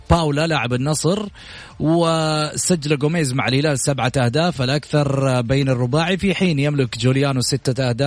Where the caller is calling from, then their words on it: Jeddah, Makkah Province, Saudi Arabia; من جده